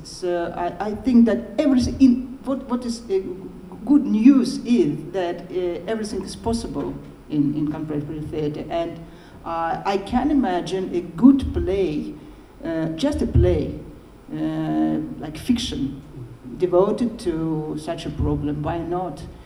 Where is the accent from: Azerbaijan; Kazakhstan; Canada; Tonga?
Azerbaijan; Baku; first language Russian; English is a second language; now in Moscow, Russia; I'm half Armenian and I was born in Baku